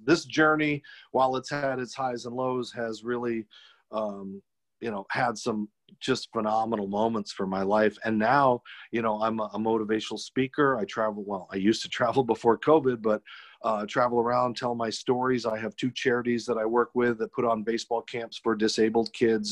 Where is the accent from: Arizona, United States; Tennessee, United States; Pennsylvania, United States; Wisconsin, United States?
Arizona, United States; I was born without legs in Arizona